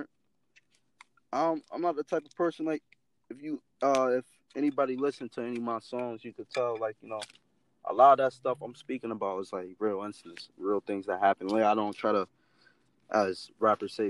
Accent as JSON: {"language": "English", "town": "New Haven", "region": "Connecticut", "country": "United States", "tie": "born or raised there", "said": "I come from a little spot in New Haven"}